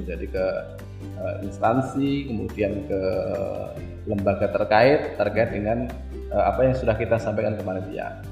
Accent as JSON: {"language": "Indonesian", "town": "Surakarta", "region": "Central Java", "country": "Indonesia", "tie": "born or raised there", "also_born_or_lived": "Central Sulawesi", "moved": "as an adult", "said": "Saya kan uh, aslinya dari Pulau Jawa, hmm. dari Solo, dari sama dengan kampungnya Pak Presiden Pak Jokowi"}